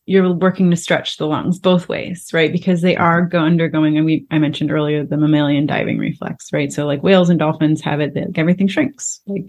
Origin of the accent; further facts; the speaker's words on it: Florida, United States; I grew up in Florida and we play in the water